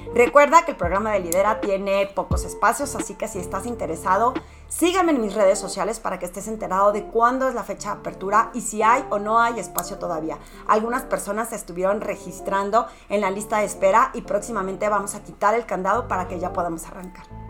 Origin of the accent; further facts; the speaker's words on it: Torreón, Coahuila, Mexico; moved away as an adult; originalmente soy de Torreón y que mi mamá vive allá